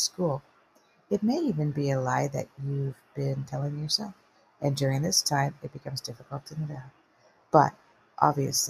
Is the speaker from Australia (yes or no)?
no; Canada; I'm Canadian